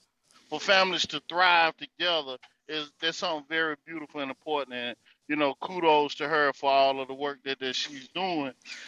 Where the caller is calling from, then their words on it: North Carolina, United States; This is …. Well, coming from the North Carolina territory.